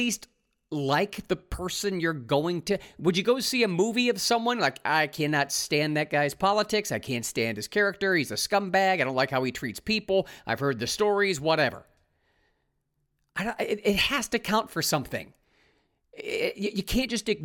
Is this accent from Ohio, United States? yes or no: yes; Ohio, United States; I'm from Ohio. I live 15 minutes from where he grew up